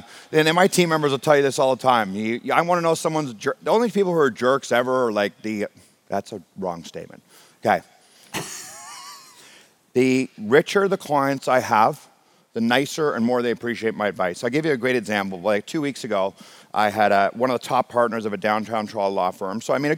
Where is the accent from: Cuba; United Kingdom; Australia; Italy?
United Kingdom; Scotland; now in Canada; I took my first commercial airline flight when I came from Scotland to Canada.